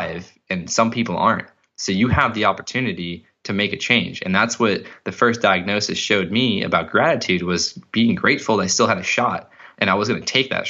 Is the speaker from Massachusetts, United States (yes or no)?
yes; Cape Cod, Massachusetts, United States; where I grew up in Cape Cod